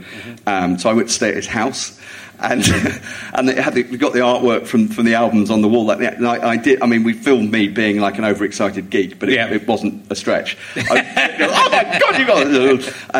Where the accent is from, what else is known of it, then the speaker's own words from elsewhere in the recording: Jersey; It was growing up in Jersey